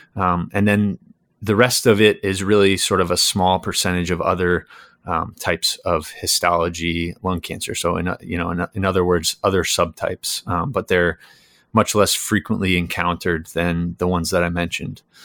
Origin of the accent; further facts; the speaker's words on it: New York, United States; moved away as an adult; now in Connecticut, United States; I'm originally from New York.